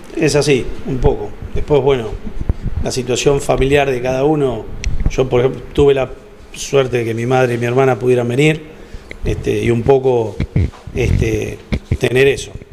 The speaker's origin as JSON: {"language": "Spanish", "country": "Argentina", "said": "De Argentina"}